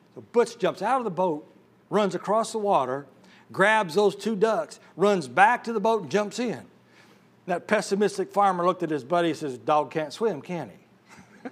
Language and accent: English; Illinois, United States; I was born and raised in Illinois, I mean, the land of Lincoln